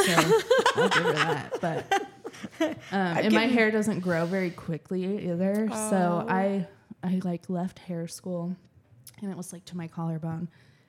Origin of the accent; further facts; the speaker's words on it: Puyallup, Washington, United States; moved away; I grew up in Puyallup, right? So I was kind of more humid. And then I moved over here and it's more dry.